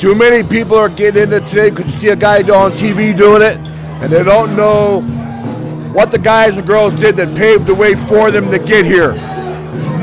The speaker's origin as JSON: {"language": "English", "town": "Philadelphia", "region": "Pennsylvania", "country": "United States", "tie": "born or raised there", "said": "I spent a lot of time growing up in Philadelphia"}